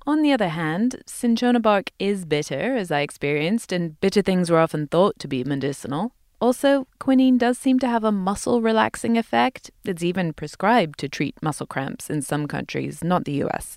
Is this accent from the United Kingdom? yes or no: yes; United Kingdom; moved away